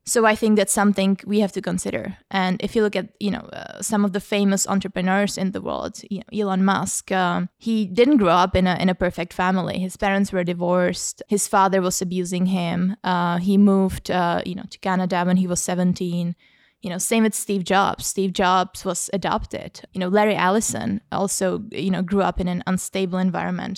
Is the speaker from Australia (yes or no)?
no; Prague, Czechia; moved away as an adult; now in London, United Kingdom; I come from the Czech Republic, from Prague, and I I grew up in a sort of low, low to middle class, um, background